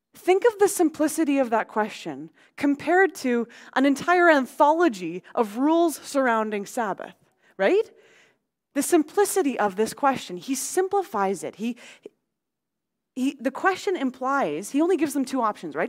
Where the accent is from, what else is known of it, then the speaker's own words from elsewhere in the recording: Abbotsford, British Columbia, Canada; growing up on Mattsky Flats out in Abbotsford